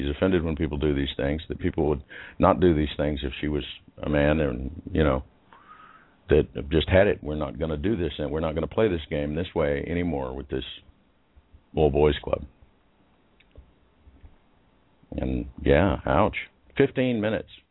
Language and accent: English; Liberal, Kansas, United States; I was born in Liberal, Kansas. So that's liberal there. To very conservative parents. Very conservative town, actually, Liberal, Kansas